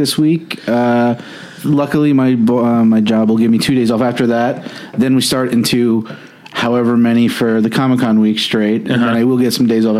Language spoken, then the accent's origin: English; Orange County, New York, United States; moved away as an adult; now in Los Angeles, United States; I grew up in Orange County, New York, which is, I guess everybody's like, oh, Orange County, if you're out in LA. And it's like a suburb of Manhattan